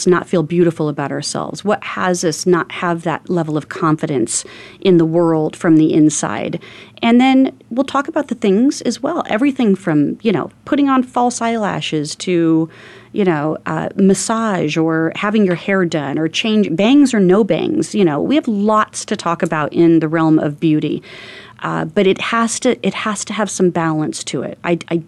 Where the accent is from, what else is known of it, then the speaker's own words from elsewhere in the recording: Phoenix, Arizona, United States; I grew up in North Phoenix, very north end of town before Phoenix was grown as much as it is.